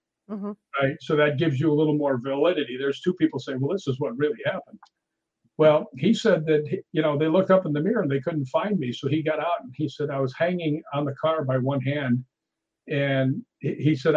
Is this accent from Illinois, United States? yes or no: yes; Chicago, Illinois, United States; now in California, United States; I grew up in Chicago, and you know, I've lived in California for forever now